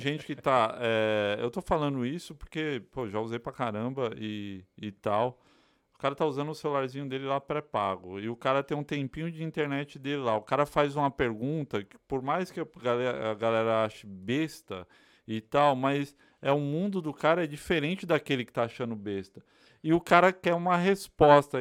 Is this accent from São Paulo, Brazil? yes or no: yes; São Paulo, Brazil; also born or lived in Bahia; now in United States; Sou baiano criado é de São Paulo